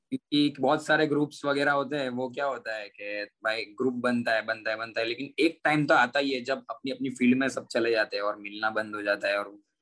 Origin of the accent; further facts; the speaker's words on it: Surat, Gujarat, India; मैं गुजरात सूरत से बिलोंग करता हूँ